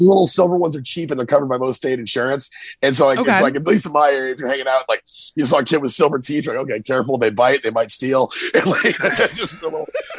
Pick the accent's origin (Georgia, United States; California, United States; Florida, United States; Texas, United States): Texas, United States; Central; moved away as an adult; also born or lived in Hartford, Connecticut; I grew up in Central Texas.